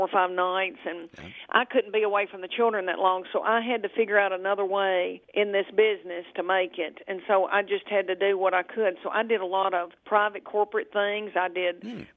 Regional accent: Adams, Tennessee, United States; also born or lived in Bowling Green, Kentucky; I was raised in Adams, Tennessee, which is on the Kentucky Tennessee border

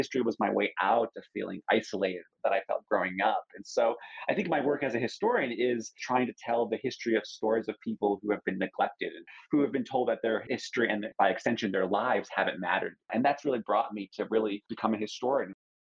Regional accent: Midwest, United States; I grew up in the Midwest. My dad was in the military, so I grew up all over the country.

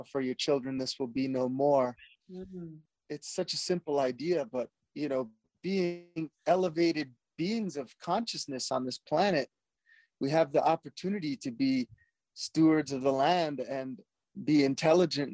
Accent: Hawaii, United States; I'm born and raised in Hawaii

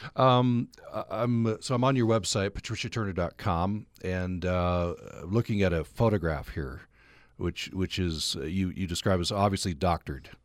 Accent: Utah, United States; accent: thick Utah; my thick Utah accent

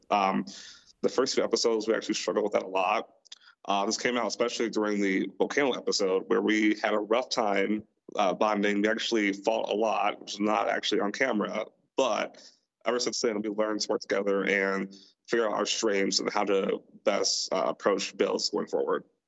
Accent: Milwaukee, Wisconsin, United States; moved away; I am also from Milwaukee, uh, born and raised there, lived there my entire life

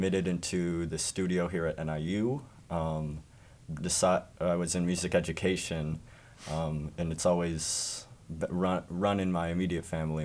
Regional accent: Naperville, Illinois, United States; I'm from Naperville

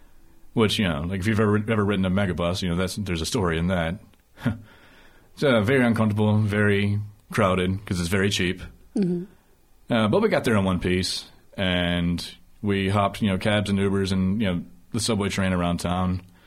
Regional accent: Alabama, United States; did I make the host dig me into a hole by saying I'm from Alabama

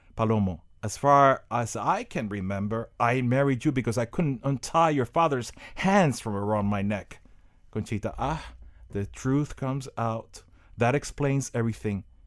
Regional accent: Miami, Florida, United States; I grew up in Miami, and I went to Miami Senior High

